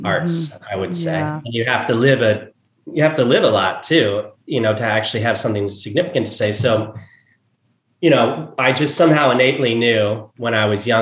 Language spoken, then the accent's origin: English; New Jersey, United States; moved away; where we grew up in New Jersey